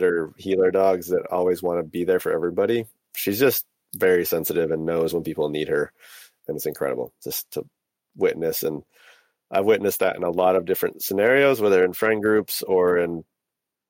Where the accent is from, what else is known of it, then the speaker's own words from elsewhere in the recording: Michigan, United States; moved away as an adult; also born or lived in Portland, Oregon; I just moved out to Portland from Michigan. I grew up in the Great Lakes. Lake Michigan felt like my first ocean.